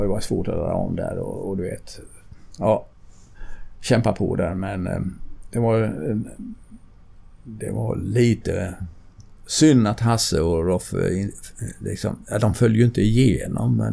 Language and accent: Swedish; Sweden